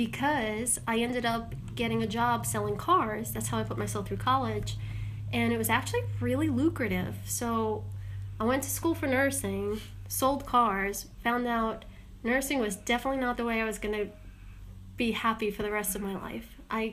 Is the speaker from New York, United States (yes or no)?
yes; New York, United States; I got stuck on a layover in Long Island, Huntington. Well, technically Hicksville, but then my last place of residency was Huntington.